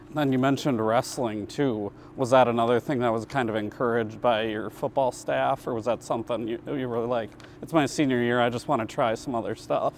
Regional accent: Minneapolis, Minnesota, United States; now in Rapid City, United States; I'm from Minneapolis, not as much diversity here

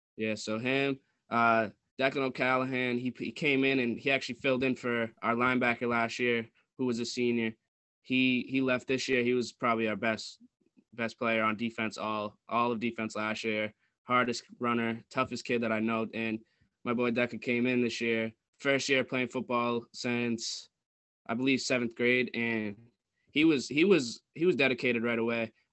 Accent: New England, United States; growing up in New England and watching the Patriots

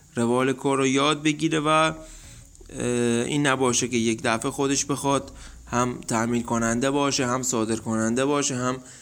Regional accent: Dezful, Khuzestan, Iran; اهل خوزستان دسپور

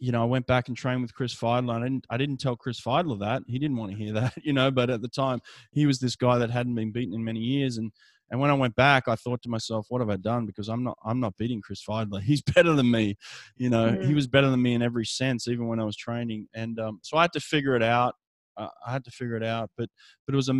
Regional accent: Sydney, New South Wales, Australia; Sydney in 2000, my hometown

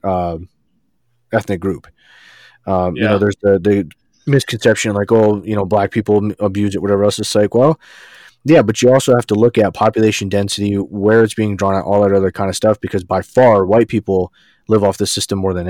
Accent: New York, United States; moved away; I grew up with in New York

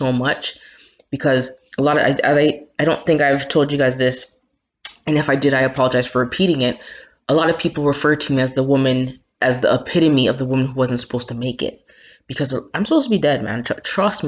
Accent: Toronto, Ontario, Canada; also born or lived in Jamaica; my hometown, Toronto

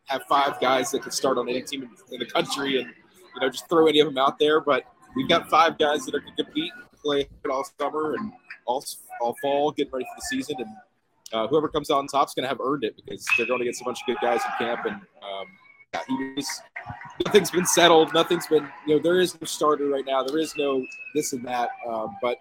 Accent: Nashville, Tennessee, United States; also born or lived in Montgomery, Alabama / Knoxville, Tennessee; I was born and raised mostly in Nashville, Tennessee, but if you want to be technical about it, I was born in Montgomery, Alabama

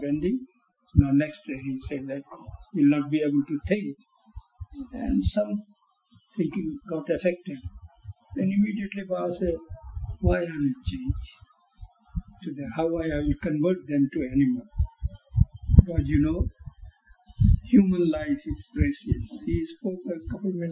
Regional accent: Bhagalpur, Bihar, India; moved away as an adult; also born or lived in Calcutta / Cairo; my hometown, it's called Bhagalpur.

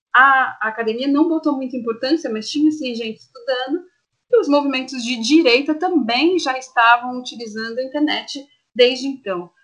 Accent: Santo André, São Paulo, Brazil; eu sou nascida em Santo André, moro em Santo André

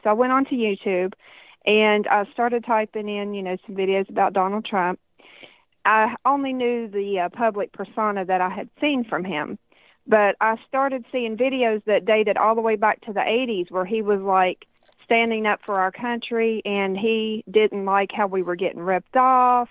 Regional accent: United States; as an American citizen

